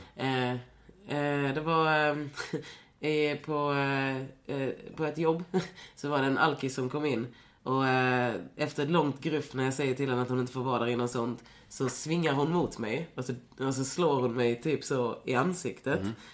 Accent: Lund, Skåne, Sweden; jag är ju från Lund, så- eller så här, jag, jag växte ju upp i en stad där inte så mycket hände.

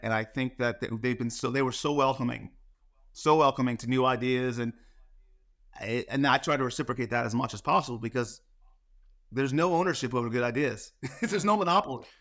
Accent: New Jersey, United States; moved away; also born or lived in New York; I'm from New Jersey

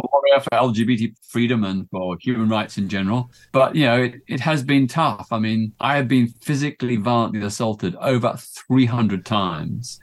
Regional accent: Melbourne, Victoria, Australia; I grew up in Melbourne, Australia in the nineteen fifties and sixties

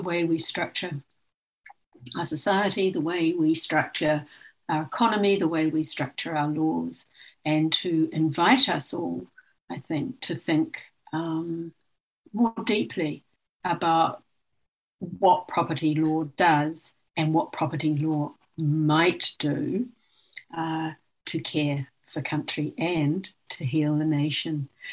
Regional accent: New Zealand; now in Australia; I'm from Aotearoa New Zealand um, and I am of uh, Maori ancestry

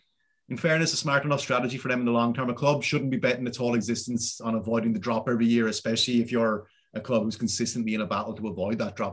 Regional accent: Wexford, Leinster, Ireland; We're from Wexford. We are the yellow bellies.

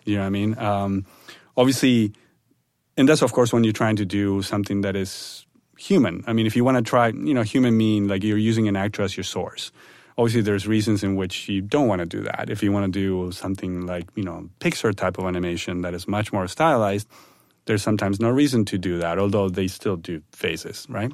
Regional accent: Buenos Aires, Argentina; moved away; I'm originally from Argentina, from Buenos Aires

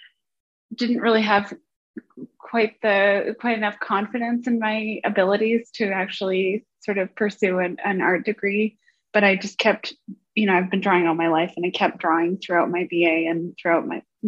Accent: Vancouver, British Columbia, Canada; moved away as an adult; now in Washington, United States; I grew up in Vancouver, Canada

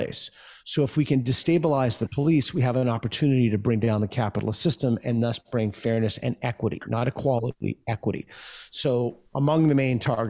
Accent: United States; I'm an American

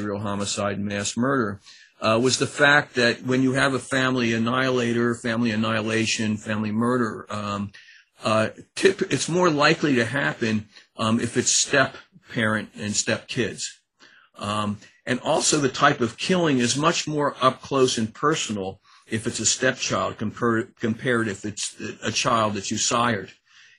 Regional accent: Annapolis, Maryland, United States; also born or lived in College Park, Maryland; I'm from Annapolis, Maryland, and I went to undergraduate school at College Park

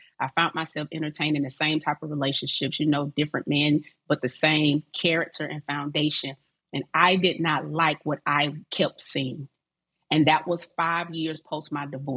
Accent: Decatur, Georgia, United States; also born or lived in Atlanta; I'm from Atlanta, raised in Decatur

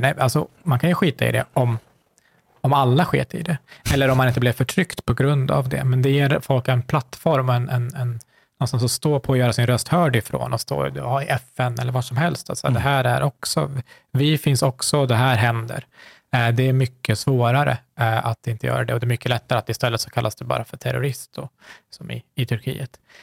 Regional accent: Sweden; jag har vuxit upp här

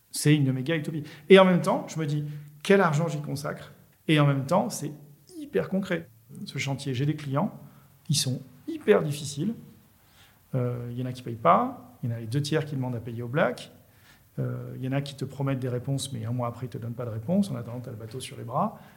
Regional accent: Marseille, Provence-Alpes-Côte d'Azur, France; bah, moi, en tant que Marseillais, voilà, j'ai telle approche avec un pointu

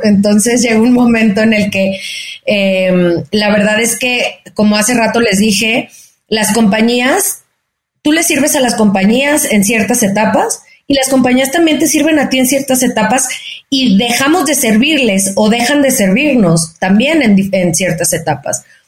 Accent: Guadalajara, Jalisco, Mexico; moved away as an adult; now in Mexico City, Mexico; soy una mexicana, nacida en Guadalajara, tapatía de corazón, pero chilanga. Eh, ahora tengo ya casi 14 años viviendo en la Ciudad de México

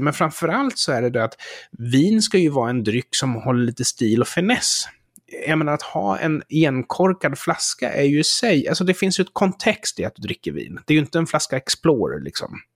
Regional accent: Sweden; som svensk

